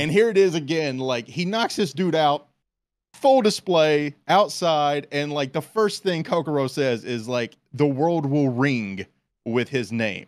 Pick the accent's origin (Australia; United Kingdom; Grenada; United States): United States; we're American